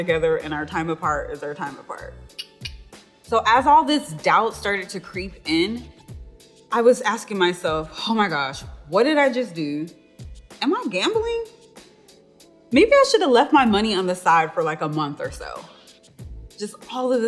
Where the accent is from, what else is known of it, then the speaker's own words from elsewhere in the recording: Seattle, Washington, United States; I'm originally from Seattle, Washington